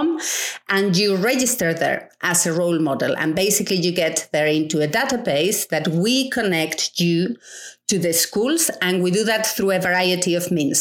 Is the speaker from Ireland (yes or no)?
no; Spain; moved away; I grew up in um, in a rural um, village, a small village, yeah. uh, in the middle of nowhere in Spain